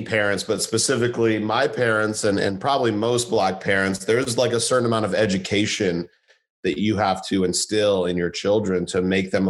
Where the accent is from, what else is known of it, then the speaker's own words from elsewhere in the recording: Santa Monica, California, United States; moved away as an adult; also born or lived in Irvine, California; now in New York City, United States; growing up in Santa Monica, you know, this relatively diverse culture, very liberal, very open